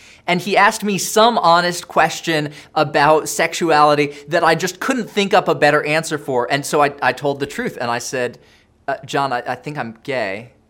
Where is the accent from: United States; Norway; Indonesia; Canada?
Indonesia; Now, I grew up in Indonesia